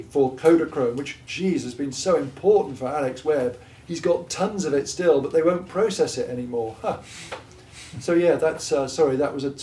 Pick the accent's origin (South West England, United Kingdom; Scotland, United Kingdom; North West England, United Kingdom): South West England, United Kingdom; Gloucestershire; accent: Gloucestershire; I'm from Gloucestershire